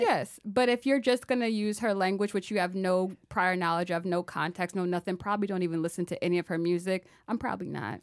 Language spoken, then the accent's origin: English; Maryland, United States; I'm from Maryland.